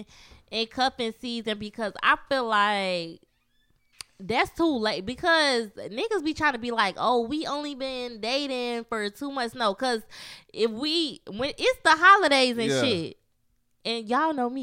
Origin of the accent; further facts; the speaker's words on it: Chicago, Illinois, United States; I'm from Chicago